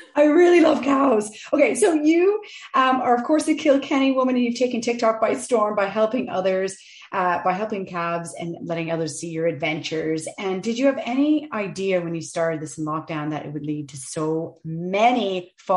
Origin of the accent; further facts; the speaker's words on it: Canada; now in Ireland; I'm originally from Canada